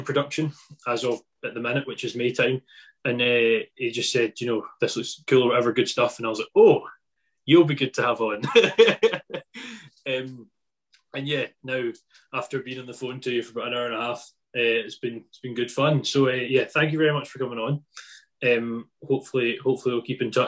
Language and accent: English; Isle of Arran, Scotland, United Kingdom; I'm from the Isle of Arran